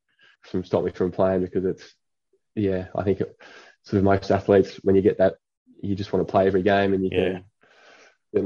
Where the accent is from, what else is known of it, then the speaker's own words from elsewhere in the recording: Ulverstone, Tasmania, Australia; moved away as an adult; now in Perth, Australia; Ulverstone boy, yeah. born and raised in Ulverstone